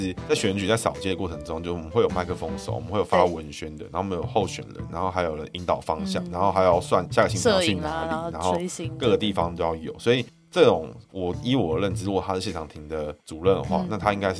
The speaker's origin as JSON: {"language": "Chinese", "country": "Taiwan", "said": "我们台湾人要开始成为台湾人"}